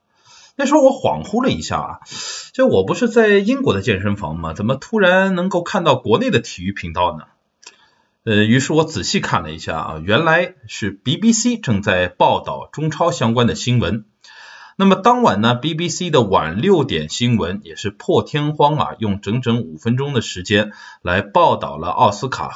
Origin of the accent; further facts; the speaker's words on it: China; now in United Kingdom; 我们中国人